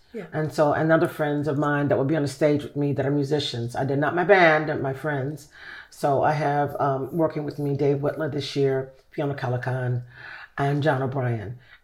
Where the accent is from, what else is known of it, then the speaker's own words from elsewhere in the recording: Chicago, Illinois, United States; Chicago, south side of Chicago.